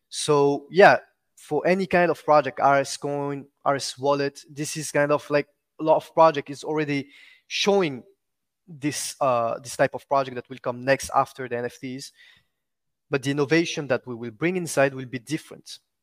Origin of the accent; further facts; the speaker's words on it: Réunion; first language French; English is a second language; now in Dubai, United Arab Emirates; I was born and raised in Rayonion Island, so which is my, my, my, my language is, is French, actually.